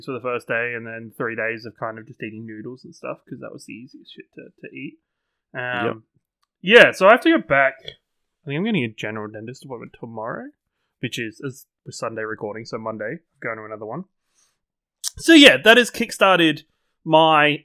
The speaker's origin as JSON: {"language": "English", "region": "England", "country": "United Kingdom", "said": "I'm English."}